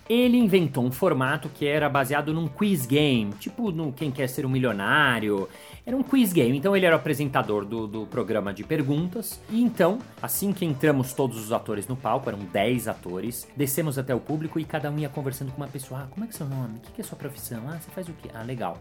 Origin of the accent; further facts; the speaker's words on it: Brazil; accent: Brazilian Portuguese; o meu português brasileiro